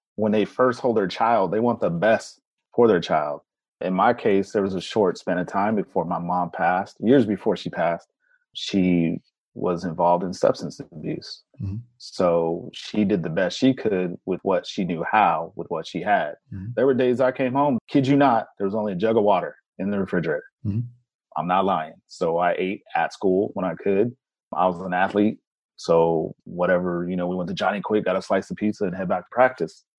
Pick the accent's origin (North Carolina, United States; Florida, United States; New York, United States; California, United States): California, United States; Central Valley; moved away; growing up in the Central Valley